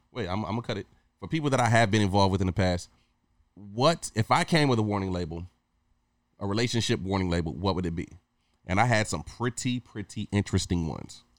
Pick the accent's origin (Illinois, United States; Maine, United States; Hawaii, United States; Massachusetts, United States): Hawaii, United States; moved away; also born or lived in Michigan; growing up in Hawaii when I was a teenager